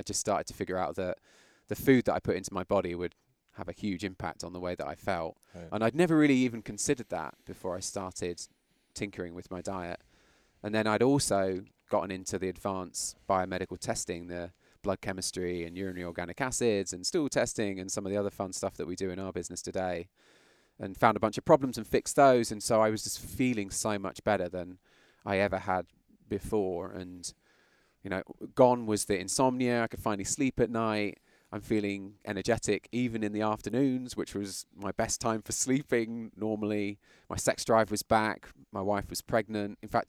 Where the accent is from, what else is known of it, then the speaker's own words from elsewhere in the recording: London, United Kingdom; accent: British; moved away as an adult; now in United States; Yeah, I mean, ultimately, obviously, my accent is British. Yeah, I looked it up in the calendar the other day. It was 2001 when I came here from London